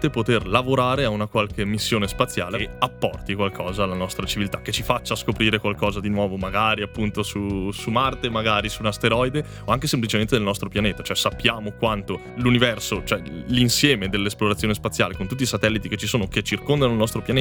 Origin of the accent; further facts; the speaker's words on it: Trentino-Alto Adige, Italy; now in Madrid, Spain; mi hanno fatto capire l'importanza e la fortuna di essere nato e cresciuto in Val di Fiera insieme.